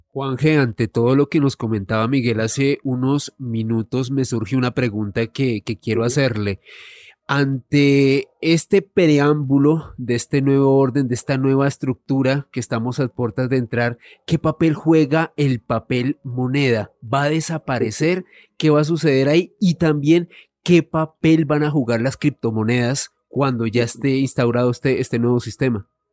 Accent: Colombia; nosotros como colombianos, viniendo de uno de los países más desiguales del mundo

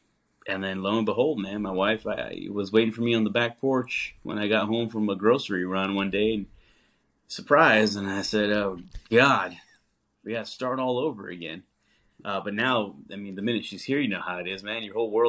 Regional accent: New Mexico, United States; also born or lived in Texas; now in Nashville, United States; live here in Nashville, but we all are based out of the Southwest originally. So I'm from New Mexico

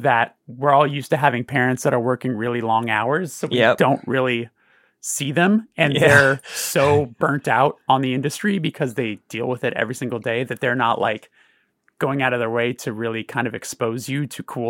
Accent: Burbank, California, United States; growing up in Burbank is so strange because it feels very devoid of culture.

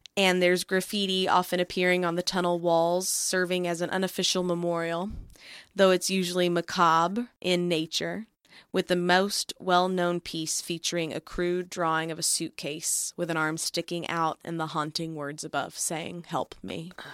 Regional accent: Grapevine, Texas, United States; based in Great Vine, Texas, which is, of course, where I'm from

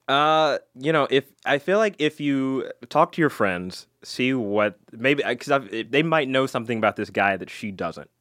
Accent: Alabama, United States; I went to school in Alabama.

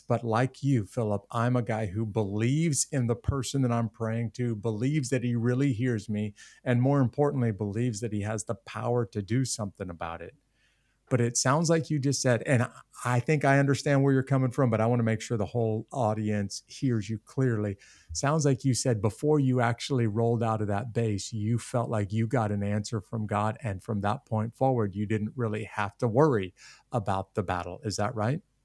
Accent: United States; an American citizen

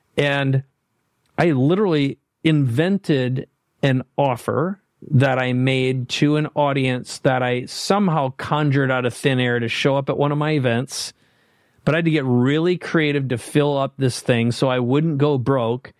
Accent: Minnesota, United States; now in San Diego, United States; I live in San Diego. On purpose, I grew up in Minnesota

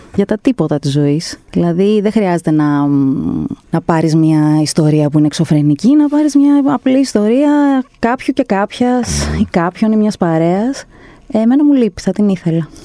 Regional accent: Greece; από την Ελλάδα

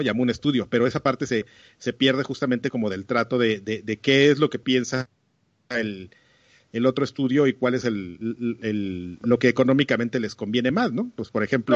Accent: Mexico

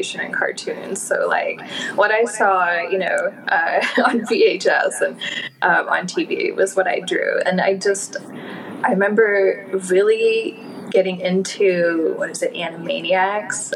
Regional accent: Oklahoma City, Oklahoma, United States; moved away as an adult; now in Baltimore, United States; I spent 18 years in Oklahoma. Oklahoma City was where I spent 10 of those years. So I'm from the Midwest

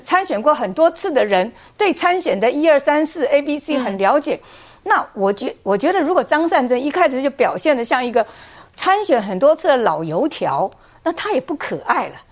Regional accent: Taoyuan, Taiwan; 我的家乡桃园人

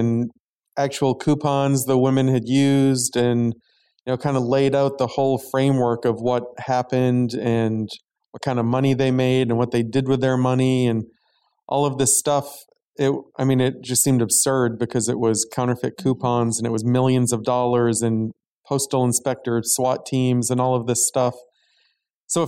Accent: Maine, United States; I grew up in Maine

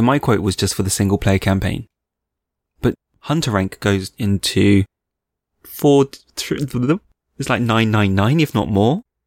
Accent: United Kingdom; I'm a Brit, which I am.

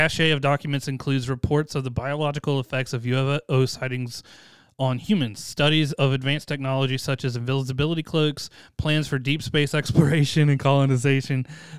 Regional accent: Boston, Massachusetts, United States; I'm from Southie.

